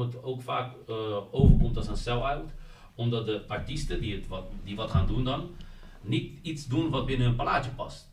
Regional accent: Netherlands; wij in Nederland

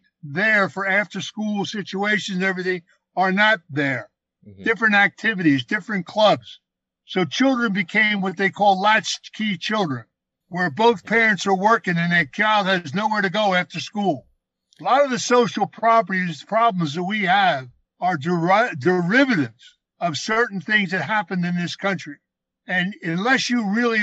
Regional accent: Philadelphia, Pennsylvania, United States; I was raised in Philadelphia

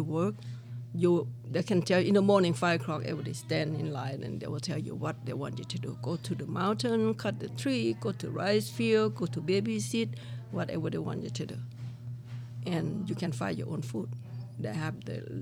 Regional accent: Laos; English is a second language; moved away as an adult; now in Las Vegas, United States; I am refugee from Laos, since Vietnam War.

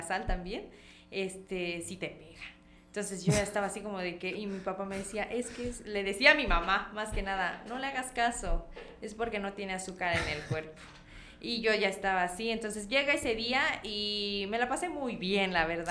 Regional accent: Comitán, Chiapas, Mexico; accent: Comitán voseo, cantadito; como realmente los comitecos hablamos, pero el cantadito lo tengo. O sea, ni cómo digan que no soy de acá

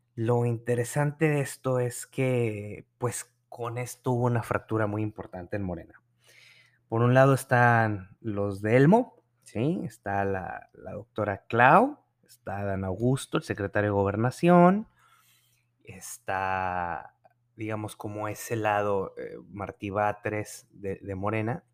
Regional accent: Nuevo León, Mexico; moved away; mi, en mi tierra

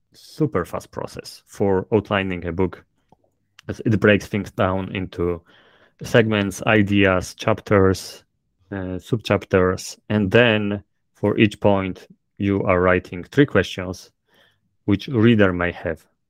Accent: Poland; accent: thick Polish; English is a second language; my thick polish accent

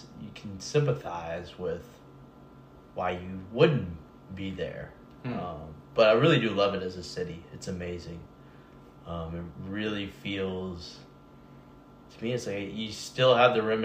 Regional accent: Nashville, Tennessee, United States; also born or lived in San Francisco; I was raised here. Yeah. My parents' families are both from Nashville

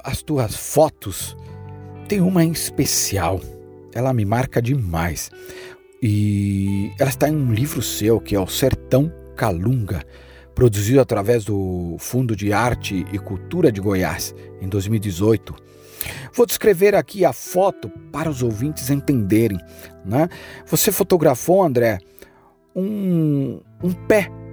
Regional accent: Chile; a metade da montanha está na metade da minha terra onde eu nasci, no Chile

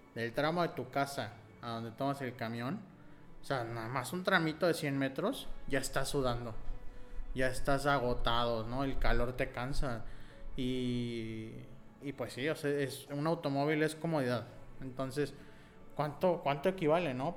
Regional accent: Nuevo León, Mexico; Nosotros eh, somos de Nuevo León.

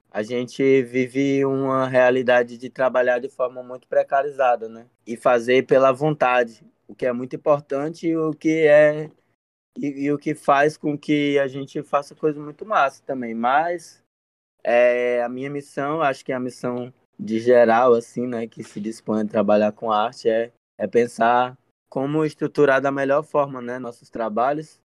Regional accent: Fortaleza, Ceará, Brazil; na Sapiranga, o bairro onde eu nasci, vivi a maior parte da minha vida até agora

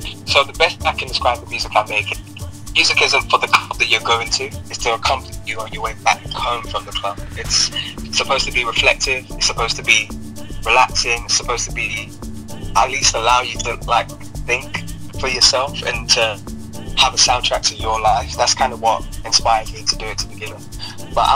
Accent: United Kingdom; also born or lived in Ibadan, Nigeria; now in London, United Kingdom; I moved to the UK when I was 9

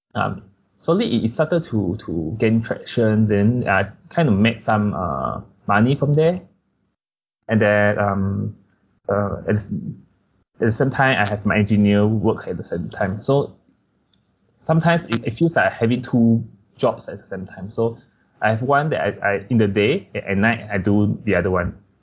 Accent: Kuching, Sarawak, Malaysia; moved away; also born or lived in Malacca; for me I'm from Kuching

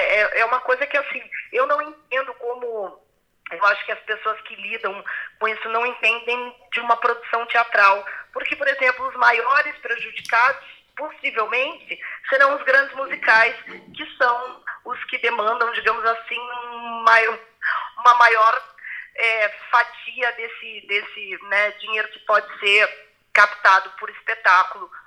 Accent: Brazil; Quando eu falo que sou brasileira

